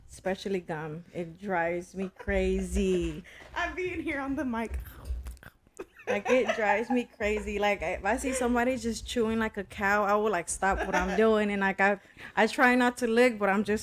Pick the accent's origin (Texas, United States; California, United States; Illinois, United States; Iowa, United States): Texas, United States; Dallas; East Dallas, Pleasant Grove area.